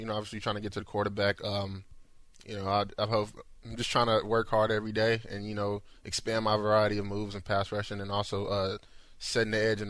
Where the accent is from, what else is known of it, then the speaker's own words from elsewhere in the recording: Houston, Texas, United States; also born or lived in North Carolina; I just never thought I'd be able to play for my hometown.